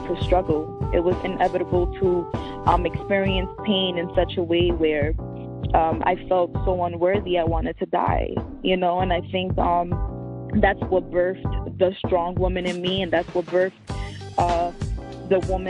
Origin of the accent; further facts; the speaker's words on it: New York City, New York, United States; also born or lived in Miami; I was raised in the Bronx.